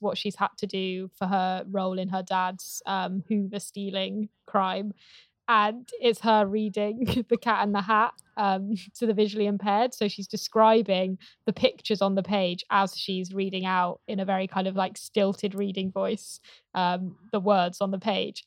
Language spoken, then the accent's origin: English; Gloucestershire, South West England, United Kingdom; I grew up in Gloucestershire, about twenty minutes away from, um, where this is filmed.